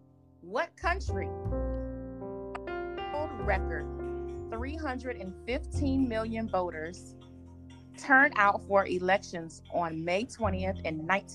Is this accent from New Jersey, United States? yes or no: no; Detroit, Michigan, United States; now in Atlanta, United States; I'm from Detroit. You're in Atlanta. We're both in Atlanta.